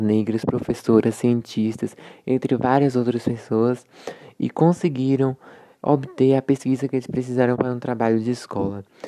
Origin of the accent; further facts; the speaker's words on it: Mortugaba, Bahia, Brazil; sou da cidade de Mortugaba, na Bahia